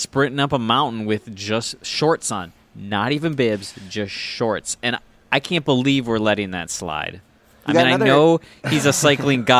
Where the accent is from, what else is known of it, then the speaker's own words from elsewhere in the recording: Minnesota, United States; I'm from Minnesota.